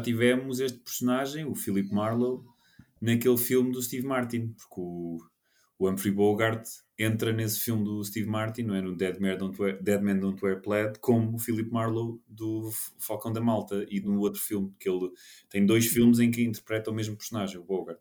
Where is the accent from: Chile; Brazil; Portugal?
Portugal; sendo português